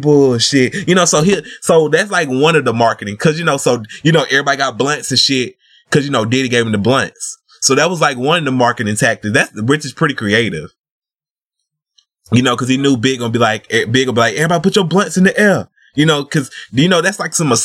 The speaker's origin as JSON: {"language": "English", "region": "the South", "country": "United States", "accent": "Southern", "said": "I'm from the South"}